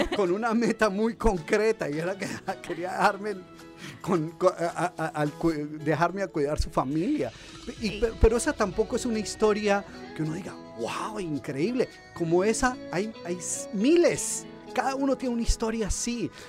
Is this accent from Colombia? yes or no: yes; Colombia; moved away as an adult; now in United States; yo soy originalmente de Colombia